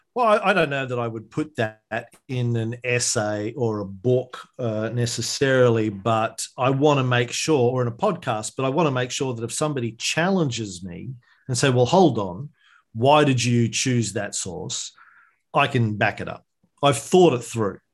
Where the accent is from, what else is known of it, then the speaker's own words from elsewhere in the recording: Bundaberg, Queensland, Australia; growing up in Bundaberg in country Queensland